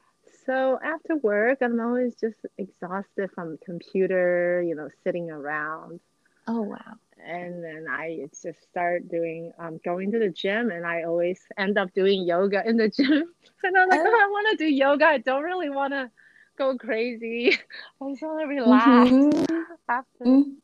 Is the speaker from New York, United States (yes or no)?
no; New Jersey, United States; also born or lived in Taiwan; I was born in Taiwan, and my mom and I and my brothers moved to New Jersey when I was in sixth grade.